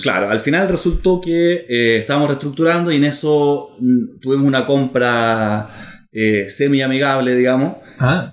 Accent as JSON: {"language": "Spanish", "country": "Germany", "tie": "born or raised there", "moved": "yes", "said": "nací en Alemania"}